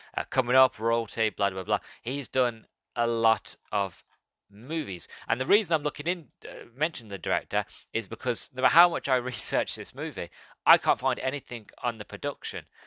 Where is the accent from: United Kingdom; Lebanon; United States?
United Kingdom; being British